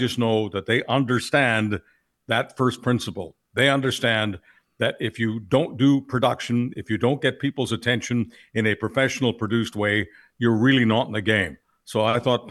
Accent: Canada; moved away as an adult; also born or lived in Montreal / Toronto / Calgary, Alberta; the people I grew up with in Montreal and Toronto

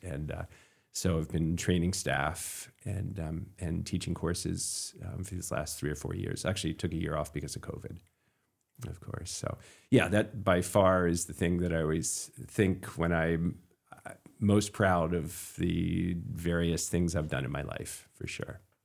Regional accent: Camden, Maine, United States; I grew up in Camden and Midcoast

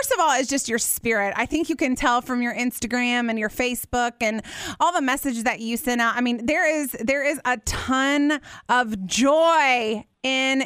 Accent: Terre Haute, Indiana, United States; moved away; I was raised in Terre Haute, Indiana.

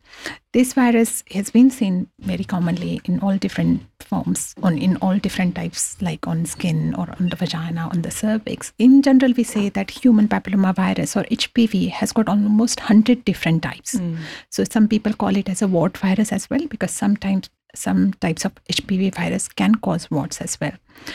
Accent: India; moved away as an adult; when I came from India about 16, 17 years ago, in India, they don't have this public health screening program.

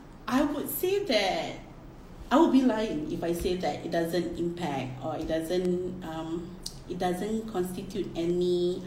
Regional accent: Singapore; See, us as Singaporeans, like, why do we even need to...

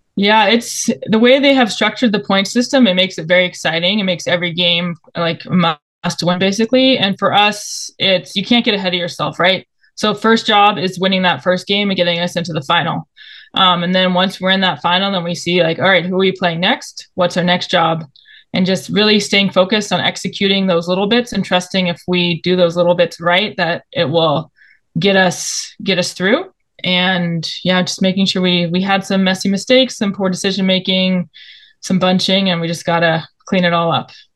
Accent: Bay Area, Northern California, United States; I am a Bay Area kid, grew up in NorCal

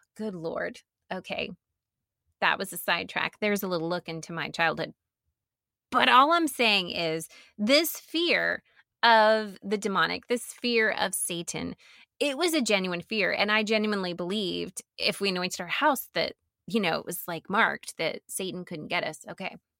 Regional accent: the South, United States; I grew up in the South

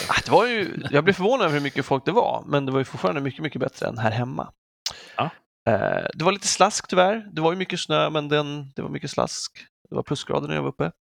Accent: Sweden; Sa jag att jag är svensk?

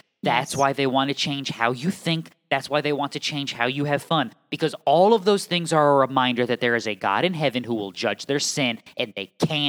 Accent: New England, United States; as someone from New England who has lots and lots of family in and around the tri-state area

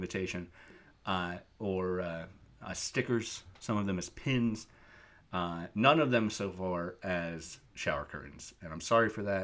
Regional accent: Midwest, United States; We're from the Midwest.

